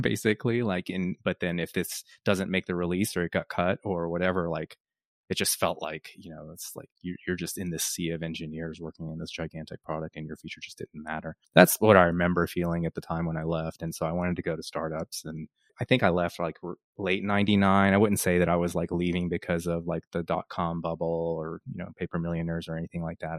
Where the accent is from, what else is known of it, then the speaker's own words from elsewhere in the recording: Dallas, Texas, United States; moved away as an adult; also born or lived in Pennsylvania / Austin; I grew up in Dallas